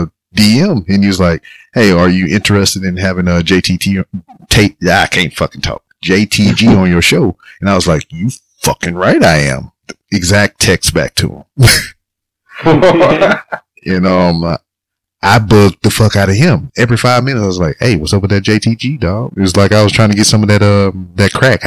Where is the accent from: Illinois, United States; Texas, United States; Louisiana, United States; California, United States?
Louisiana, United States; moved away as an adult; when I moved away from Louisiana